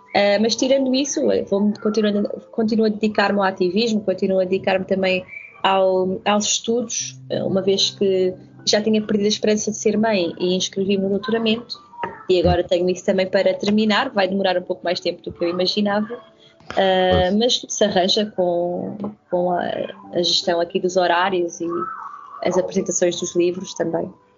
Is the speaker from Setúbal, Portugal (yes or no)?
yes; Setúbal, Portugal; as próprias expressões muito características de Setúbal eu desconhecia. E, e então no, no, quinto ano tive de, de reaprender